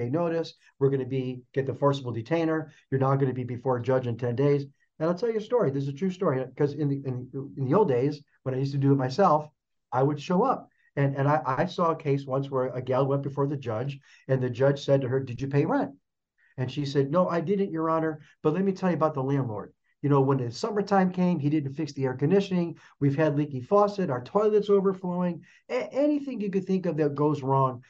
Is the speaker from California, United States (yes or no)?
no; Chicago, Illinois, United States; now in Phoenix, United States; I'm originally from Chicago.